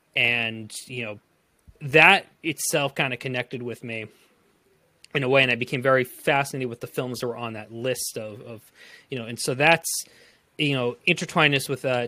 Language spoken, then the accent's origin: English; Framingham, Massachusetts, United States; I am from Framingham, Massachusetts